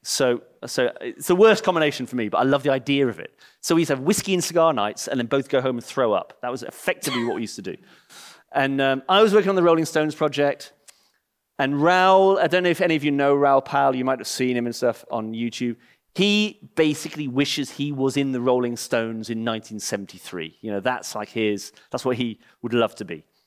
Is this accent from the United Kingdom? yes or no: yes; England, United Kingdom; moved away; I'm English and I live in the same village